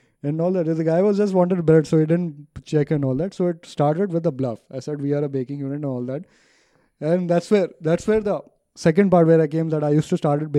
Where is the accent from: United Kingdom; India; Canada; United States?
India; Ajmer, Rajasthan; I come from Ajmer, Rajasthan